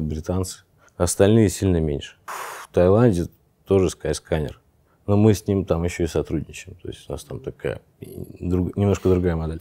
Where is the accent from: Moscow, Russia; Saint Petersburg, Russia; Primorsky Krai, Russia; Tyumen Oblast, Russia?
Saint Petersburg, Russia; moved away as an adult; now in Phuket, Thailand; Я родился, вырос в Питере